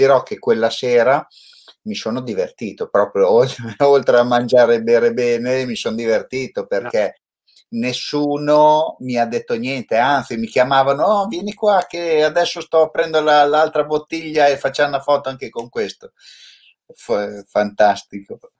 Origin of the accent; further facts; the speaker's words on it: Cento, Emilia-Romagna, Italy; essendo anche io che sono di Cento, no? Ma Modena non la conosco.